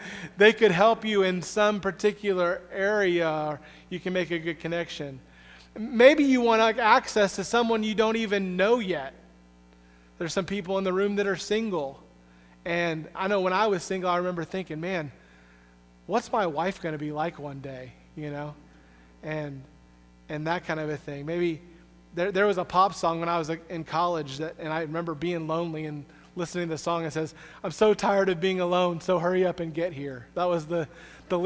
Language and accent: English; the Southeast in Florida, United States; moved away; also born or lived in Springfield, Missouri; I'm from the Southeast in Florida